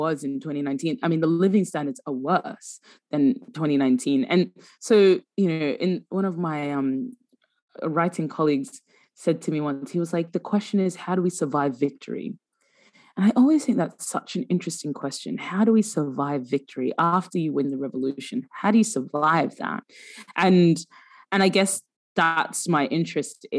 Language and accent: English; Sudan; I'm from Sudan